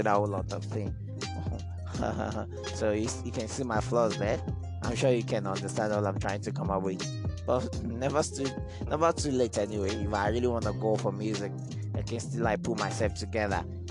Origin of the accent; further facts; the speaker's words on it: Ilorin, Kwara, Nigeria; I'm from Ilorin, an indigenous of Agbaji to be precise. That's where I'm from.